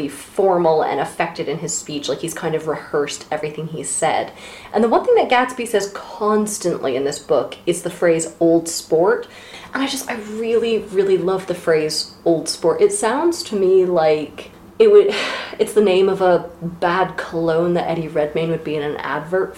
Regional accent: United States; as an American

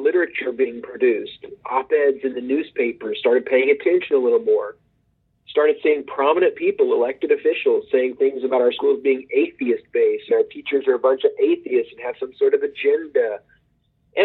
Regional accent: Oklahoma, United States; also born or lived in Texas; I grew up in Oklahoma. I grew up in the northeast part of Oklahoma in Green Country.

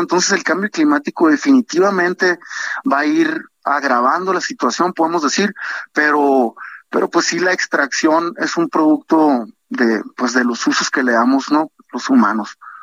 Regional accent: Sonora, Mexico; yo soy de Sonora

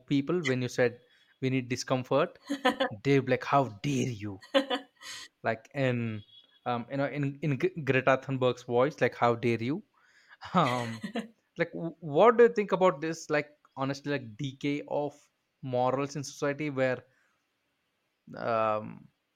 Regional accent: India; me being an Indian and, you know, coming from a very cultured

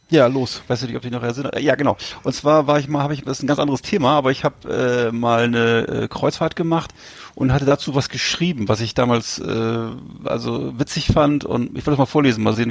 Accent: Bremerhaven, Bremen, Germany; aber der damalige Club meiner meiner Heimatstadt auch schon mal deutscher Meister war früher. Äh, Bremerhaven Seahawks, die waren damals mal Meister.

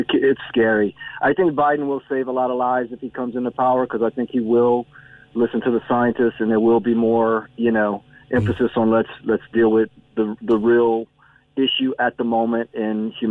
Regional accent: United States; now in Ireland; my state, my home state

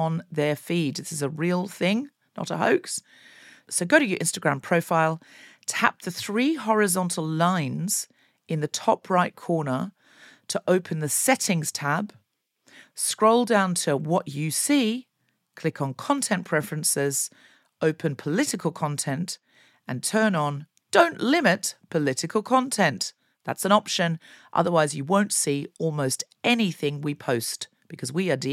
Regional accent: Australia; moved away; I grew up in Australia

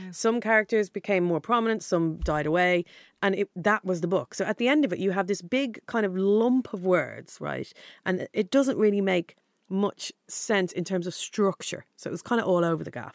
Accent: Dublin, Leinster, Ireland; moved away as an adult; now in London, United Kingdom; Dundrum, South Dublin

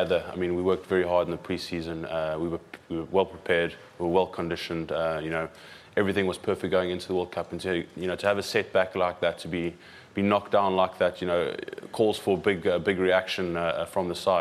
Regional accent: South Africa; now in England; as a South African

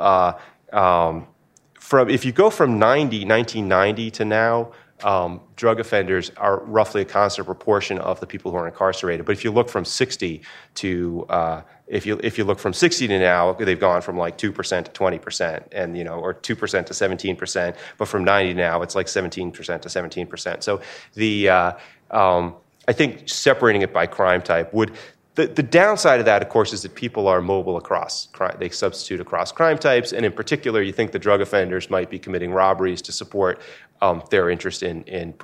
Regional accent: New Hampshire, United States; my home state

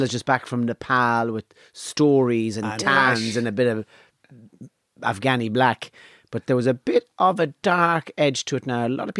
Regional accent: Ireland; I'm Irish

